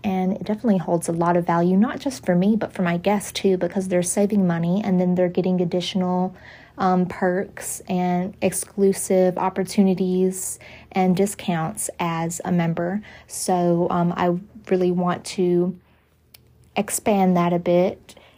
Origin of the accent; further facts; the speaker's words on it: the South, United States; I grew up in the South